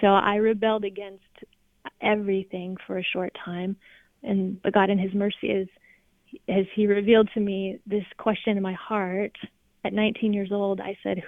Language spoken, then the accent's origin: English; California, United States; moved away as an adult; also born or lived in Alabama; I'm from California, but I moved to Alabama